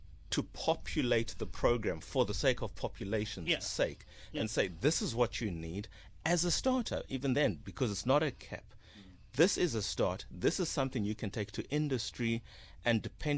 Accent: South Africa; I'm a South African, and we're all Africans

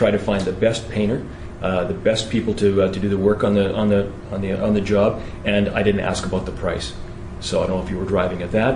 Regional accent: United Kingdom; moved away; I'm actually from Britain originally

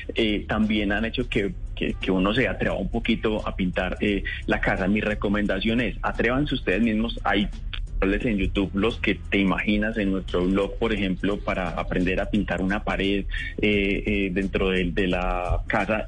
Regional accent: Colombia; nosotros como colombianos

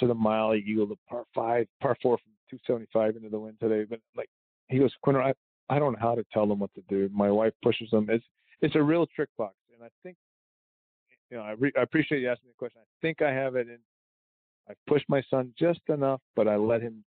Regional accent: Canada; I'm Canadian.

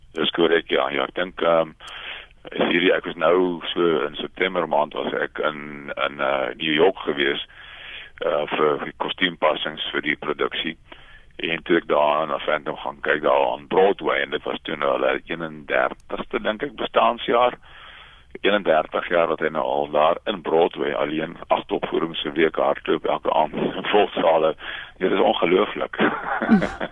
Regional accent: South Africa

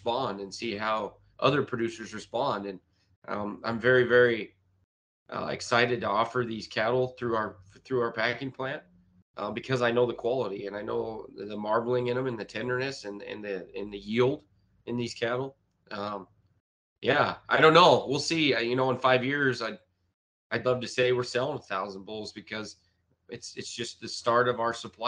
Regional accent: Sandhills, Nebraska, United States; accent: Sandhill; it must be my Sandhill accent

